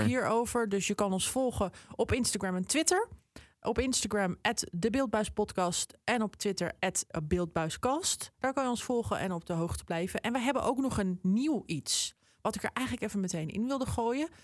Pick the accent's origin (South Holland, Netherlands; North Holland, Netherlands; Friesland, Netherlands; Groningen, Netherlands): North Holland, Netherlands; Amsterdam; moved away; Ik, ik ben zelf een Amsterdammer. Ik woon er nu helaas niet meer.